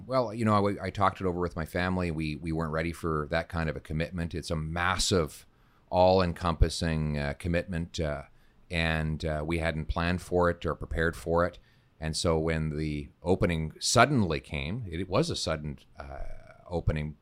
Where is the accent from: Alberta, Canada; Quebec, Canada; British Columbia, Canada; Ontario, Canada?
Alberta, Canada; Calgary; my dad is a French Canadian from Saskatchewan, and I grew up in Calgary.